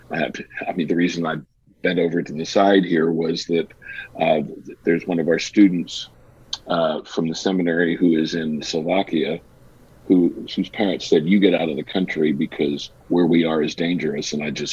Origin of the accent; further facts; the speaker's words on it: United States; I'm kind of an international citizen. I've been to 50 countries. Some people say, "Do you even like being an American?" You know, I said, "Yes, I do."